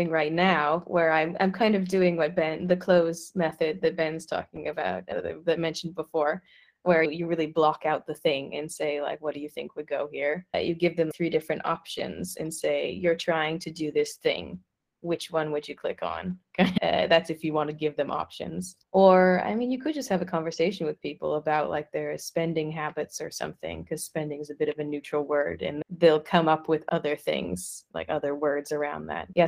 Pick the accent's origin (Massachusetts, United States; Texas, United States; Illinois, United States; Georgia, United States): Illinois, United States; Chicago; accent: Midwestern; moved away; also born or lived in California; I'm originally from Chicago, but then also lived in California and I've now been living abroad for for 8